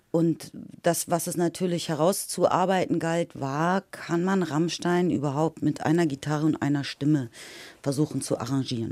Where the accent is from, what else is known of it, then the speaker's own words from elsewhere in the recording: Lower Saxony, Germany; ich komme aus dem Norden, aus Niedersachsen